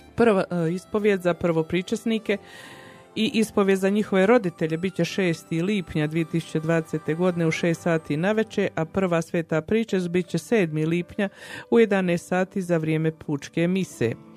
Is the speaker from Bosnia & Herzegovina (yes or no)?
yes; Herzegovina, Bosnia & Herzegovina; now in Calgary, Canada; ja Hercegovka